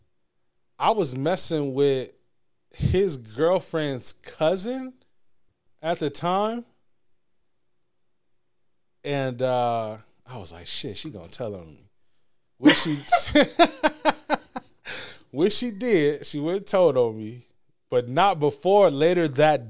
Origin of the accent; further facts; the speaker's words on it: Michigan, United States; also born or lived in Alabama; I was leaving school from Alabama State. I was moving back to Michigan